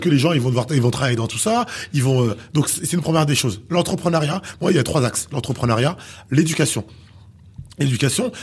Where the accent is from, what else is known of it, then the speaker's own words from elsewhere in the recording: Haiti; intrinsèquement, je suis haïtien